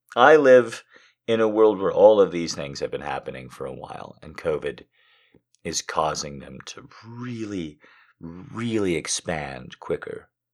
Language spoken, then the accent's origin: English; United States; my entire life as an American